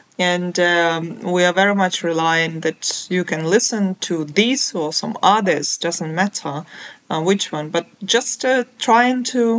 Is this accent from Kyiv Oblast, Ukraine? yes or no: no; Vinnytsia, Vinnytsia Oblast, Ukraine; my country, my hometown, Vinnytsia.